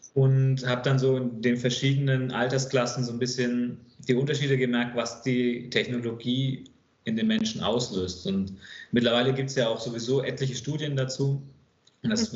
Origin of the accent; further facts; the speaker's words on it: Bamberg, Bavaria, Germany; moved away as an adult; also born or lived in Hamburg / Stuttgart area; ich bin äh, gebürtiger Hamburger, in Oberfranken aufgewachsen, aufgrund des Jobs von meinem Vater. Ich war so fünf, sechs, als wir nach Oberfranken gezogen sind und bin dann dort in einer kleinen Stadt namens Bamberg aufgewachsen